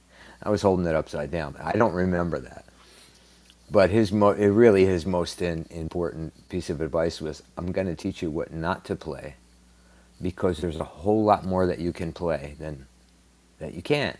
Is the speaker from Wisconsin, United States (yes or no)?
no; Paterson, New Jersey, United States; now in Naples, United States; my hometown of Paterson, New Jersey